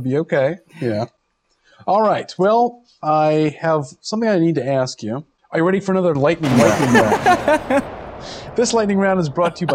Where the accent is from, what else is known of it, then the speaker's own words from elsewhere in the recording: Virginia, United States; now in Rhode Island, United States; I'm from Virginia